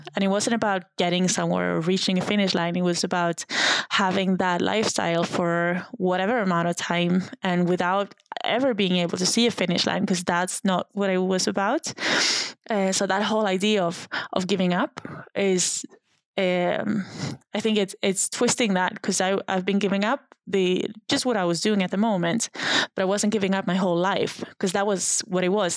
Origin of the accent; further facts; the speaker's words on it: Sundsvall, Västernorrland County, Sweden; I was 23 years old when I when I left my hometown. Uh, it's called Sundsvall. It's just a random town in a random place